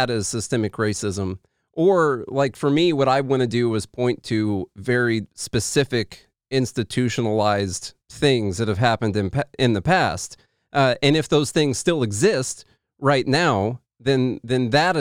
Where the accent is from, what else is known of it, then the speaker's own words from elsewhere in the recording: Midwest, United States; I'm from the Midwest